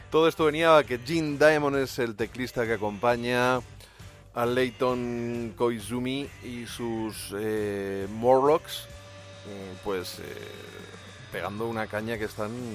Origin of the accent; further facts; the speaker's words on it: Ciudad Real, Castilla-La Mancha, Spain; yo soy de Ciudad Real, soy de La Mancha